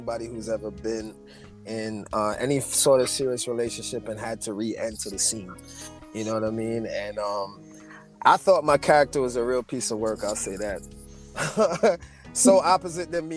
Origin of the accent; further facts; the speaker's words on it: Jamaica; now in Atlanta, United States; an actor, musician, originally from Jamaica, but I am living here in Atlanta